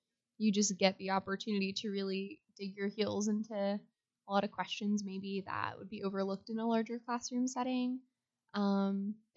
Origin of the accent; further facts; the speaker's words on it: Sanford, Florida, United States; I'm originally from Sanford, Florida, so not too far, up in Seminole County. I did the IB program at Seminole High